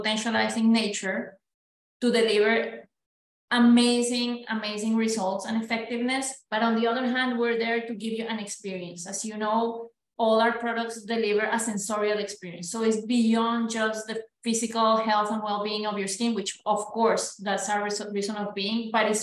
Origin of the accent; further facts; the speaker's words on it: Colombia; moved away as an adult; also born or lived in Belgium; now in United States; I'm Colombian, born and raised, so proud Latina